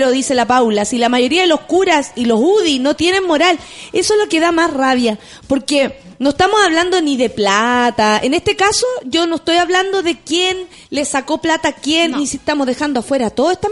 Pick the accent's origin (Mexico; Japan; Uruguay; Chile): Chile; le exijo como chilena a una senadora de mi país